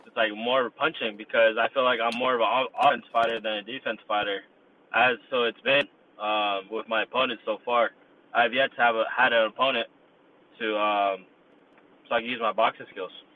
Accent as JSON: {"language": "English", "town": "Yuba City", "region": "California", "country": "United States", "tie": "born or raised there", "said": "I was born and raised in Yuba City, which is 30 minutes north of Sacramento"}